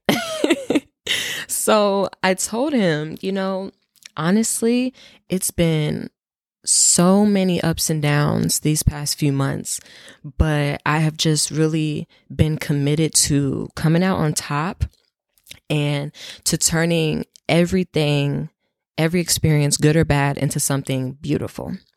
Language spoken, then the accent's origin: English; North Carolina, United States; moved away as an adult; also born or lived in Ohio; now in Washington, D.C., United States; I'm from North Carolina. That is where I grew up. That's where I spent the most time. So that's my hometown